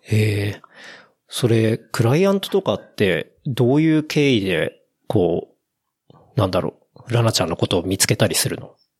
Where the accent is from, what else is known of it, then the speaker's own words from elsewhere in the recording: Saitama, Japan; moved away; also born or lived in Tokyo / Osaka; 俺も出身埼玉だからさ